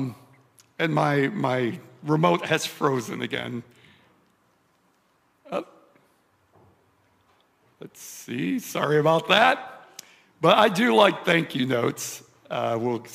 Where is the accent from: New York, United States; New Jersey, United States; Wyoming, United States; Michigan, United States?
Michigan, United States; I grew up in Michigan